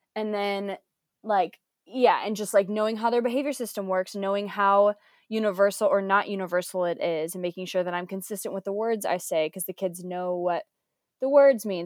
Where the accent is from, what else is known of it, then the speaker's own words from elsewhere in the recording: United States; moved away as an adult; also born or lived in Georgia; now in United Kingdom; I'm American